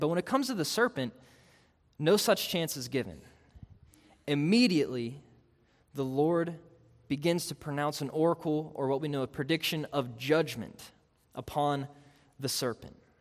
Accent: Pittsburgh, Pennsylvania, United States; I grew up in Pittsburgh.

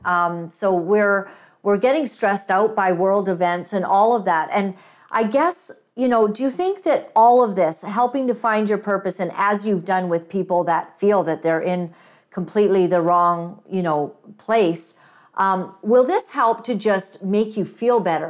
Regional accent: Uganda; moved away; I'm African. I was born in Uganda

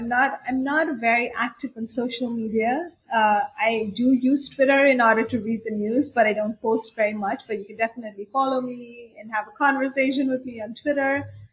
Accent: India; even though I grew up in India and cricket is the main sport there, but everybody plays football too.

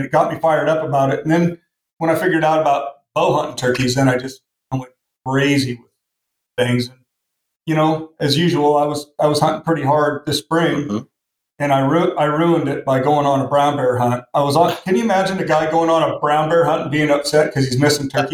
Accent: Portland, Oregon, United States; moved away as an adult; now in Washington, United States; I grew up in Portland, Oregon

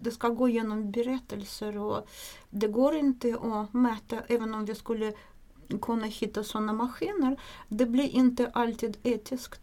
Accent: Russia; Swedish is a second language; moved away as an adult; now in Sweden; Jag kommer från, ursprungligen från Ryssland. Jag kom till Sverige 1993

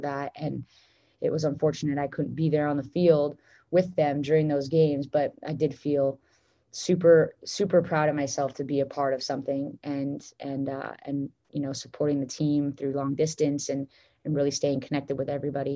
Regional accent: Vancouver, British Columbia, Canada; moved away as an adult; Vancouver, BC, which is my hometown

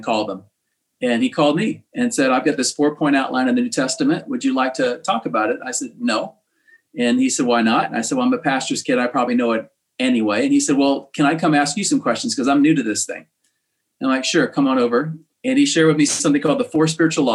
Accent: Virginia, United States; I grew up in Virginia and went to Virginia Tech

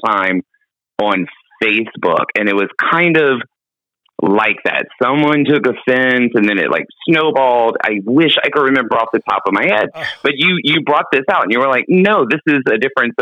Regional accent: Baker, Louisiana, United States; moved away; I am from a small town called Baker, Louisiana

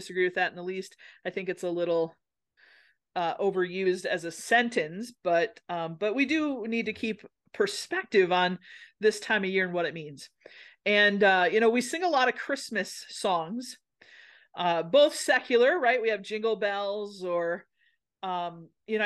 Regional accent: Minnesota, United States; I'm from a place in Minnesota where they have lutefisk things.

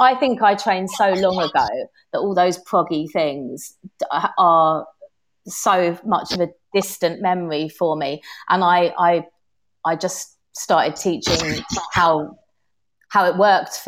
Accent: London, United Kingdom; accent: London Cockney; I went to Cambridge, but I had such a London Cockney accent and I think I purged it without realising

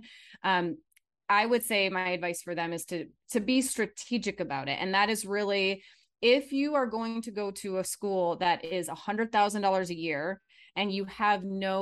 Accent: Michigan, United States; now in Phoenix, United States; I'm from Michigan originally, so you might be hearing that accent come out every once in a while, but I'm in Phoenix

